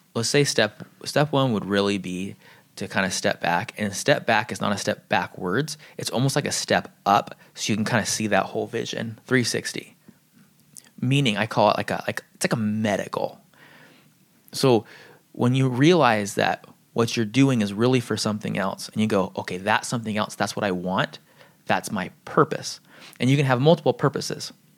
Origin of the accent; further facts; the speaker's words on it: San Diego, California, United States; I grew up in San Diego